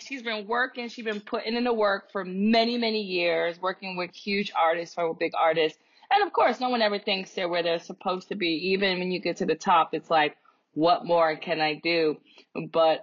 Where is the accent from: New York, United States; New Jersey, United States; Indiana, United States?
New York, United States; New York City; I'm from the South Bronx